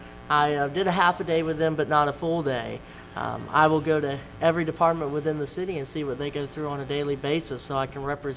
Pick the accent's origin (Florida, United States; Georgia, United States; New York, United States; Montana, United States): Florida, United States; Edgewater; also born or lived in Daytona Beach, Florida; I was born in Daytona Beach, but I was brought home to Edgewater, of course.